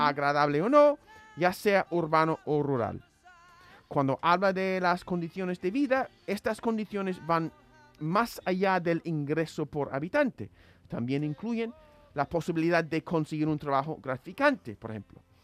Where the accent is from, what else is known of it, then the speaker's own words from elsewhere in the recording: United States; como estadounidense me crié acostumbrado a escuchar the pursuit or the right to the pursuit of happiness